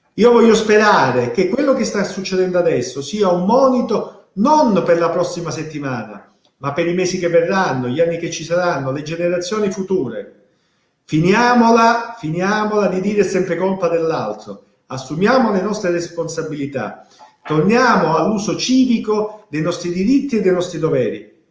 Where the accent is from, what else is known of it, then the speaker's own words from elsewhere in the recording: Calabria, Italy; also born or lived in Rome; io come molti calabresi ho avuto la fortuna e la possibilità di andare a studiare fuori, io sono laureato a Roma, ma ho avuto anche la fortuna ancora più grande di avere la possibilità di rientrare nella mia terra